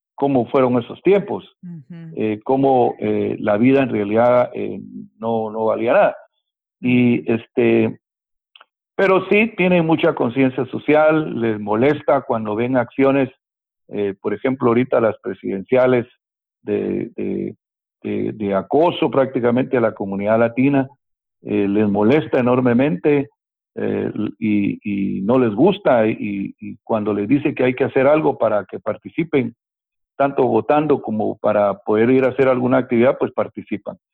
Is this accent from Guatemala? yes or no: yes; Guatemala; moved away as an adult; now in Miami, United States; en mi país de origen, Guatemala